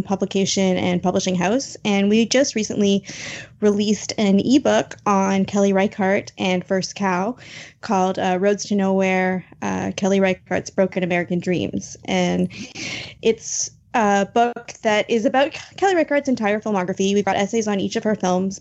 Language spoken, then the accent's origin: English; Canada; also born or lived in United States; I was in the U.S. in 2016, but I am Canadian, and now I'm back in Canada.